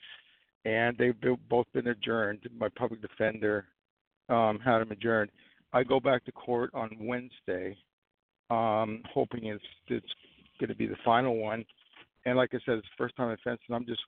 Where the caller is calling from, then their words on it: New York, United States; I'm calling from New York.